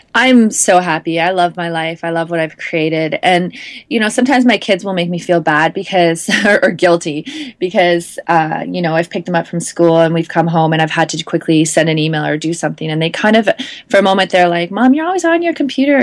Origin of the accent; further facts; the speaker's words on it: Canada; as a Canadian